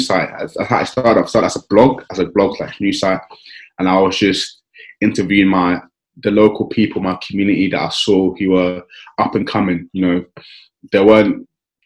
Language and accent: English; London, United Kingdom; I grew up in South East London, around Kennington and Woolworth